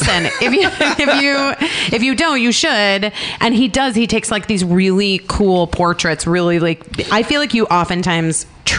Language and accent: English; Arizona, United States; I grew up in Arizona.